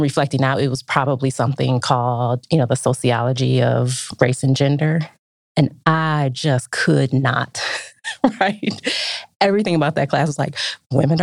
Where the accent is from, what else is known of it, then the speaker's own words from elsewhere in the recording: Detroit, Michigan, United States; I grew up in Detroit in the 80s